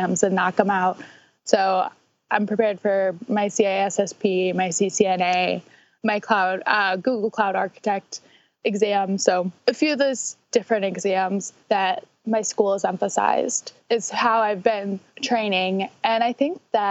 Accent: St. Louis, Missouri, United States; I'm from St. Louis

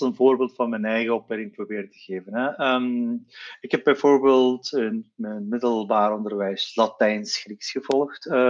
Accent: Flanders, Belgium; ik ben van Turks-Belgische origine

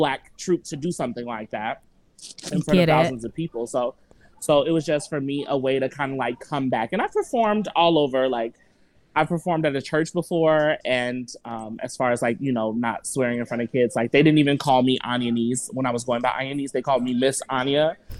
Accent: Madison, Wisconsin, United States; also born or lived in Chicago, Illinois; I am a MMSD child. I've lived in Madison since I was 9. I'm originally from Chicago, but as far as like my tentative years, like I grew up in Madison on the west side, on the south side, on the east side, all over.

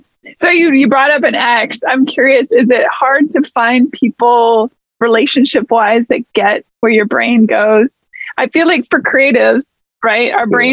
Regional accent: Seattle, Washington, United States; I grew up in the Pacific Northwest, so. Oh, for real? Where? Yeah, in Seattle.

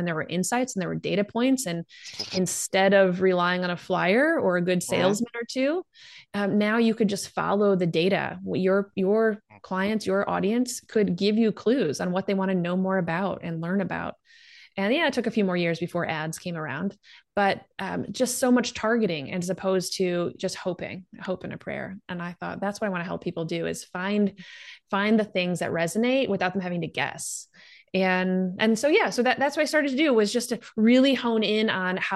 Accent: Chicago, Illinois, United States; moved away; Growing up in Chicagoland

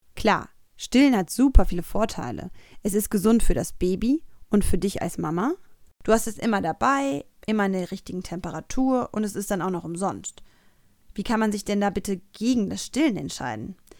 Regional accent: Cologne, North Rhine-Westphalia, Germany; Als geborene Kölnerin

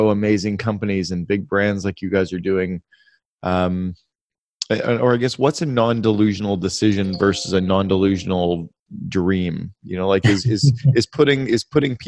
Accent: Canada; I grew up in Canada

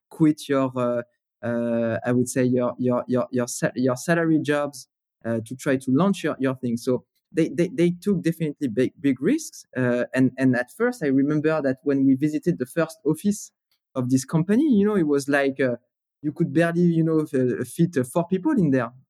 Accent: Paris, Île-de-France, France; English is a second language; so, you know, growing up in Paris, it was, uh, so first of all, gray, right?

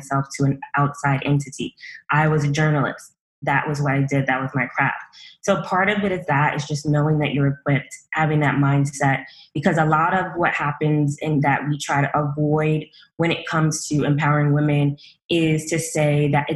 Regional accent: New York City, New York, United States; I'm a girl from Brooklyn. Well, really a woman from Brooklyn.

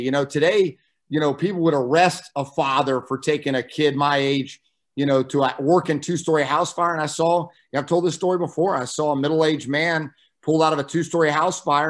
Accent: Midway, Florida, United States; growing up in Midway, uh, my dad joined um, when he was stationed at Hurlburt Air Force Base

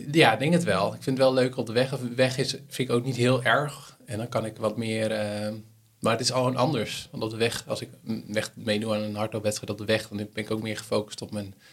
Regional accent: Netherlands; Als Hollander.

